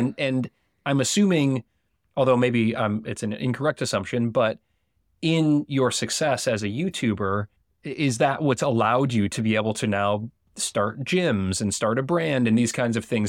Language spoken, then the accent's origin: English; United States; accent: American; my American accent